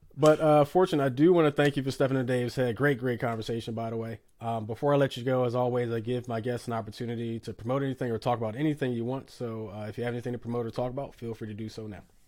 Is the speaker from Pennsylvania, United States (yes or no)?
yes; Philadelphia, Pennsylvania, United States; it's my hometown. Listen, I love Philly